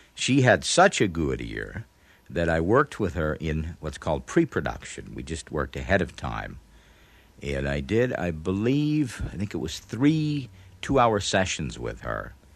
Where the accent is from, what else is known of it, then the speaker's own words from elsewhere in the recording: Texas, United States; I was raised in Texas